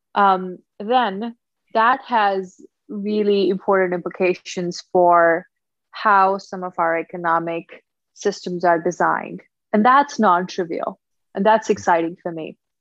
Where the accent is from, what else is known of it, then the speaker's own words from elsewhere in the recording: Punjab, India; now in Hawaii, United States; born and raised in India, uh, so look Indian, I guess, um, uh, northern part of India, state of Punjab.